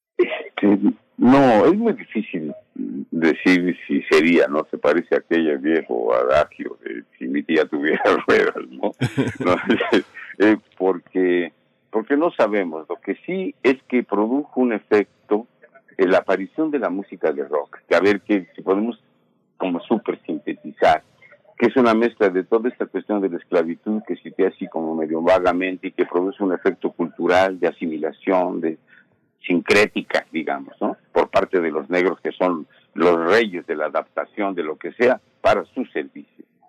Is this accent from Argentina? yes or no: no; Mexico; somos mexicanos